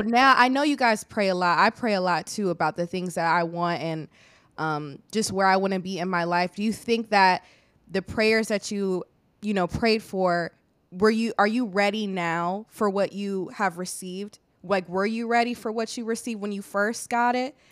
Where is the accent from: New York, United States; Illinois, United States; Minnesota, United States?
Illinois, United States; moved away as an adult; also born or lived in Hampton, Virginia; I'm from Illinois